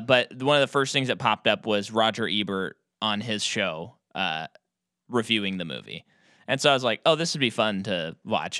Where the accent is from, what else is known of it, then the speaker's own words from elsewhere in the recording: United States; an American audience member